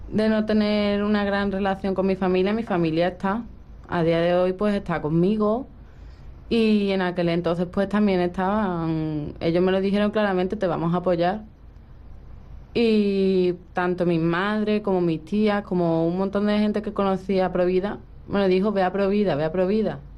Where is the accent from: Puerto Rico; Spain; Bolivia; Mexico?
Spain; also born or lived in Russia; De Rusia.